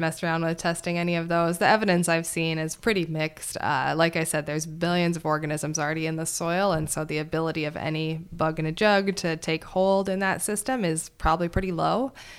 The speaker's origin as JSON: {"language": "English", "region": "Montana", "country": "United States", "tie": "born or raised there", "also_born_or_lived": "Madison, Wisconsin", "moved": "as an adult", "said": "I grew up back in Montana"}